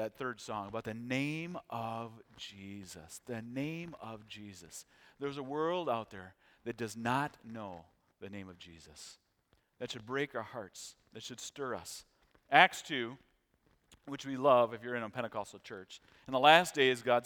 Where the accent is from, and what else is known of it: United States